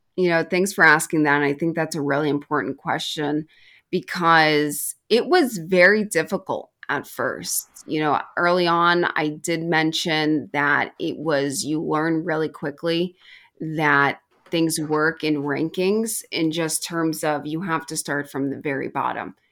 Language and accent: English; Yonkers, New York, United States; I'm from New York, um, not far from Hofstra, so I'm right in Yonkers, New York